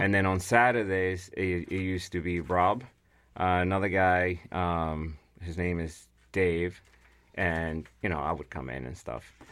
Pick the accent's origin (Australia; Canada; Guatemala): Guatemala; English is a second language; now in United States; I'm originally from Guatemala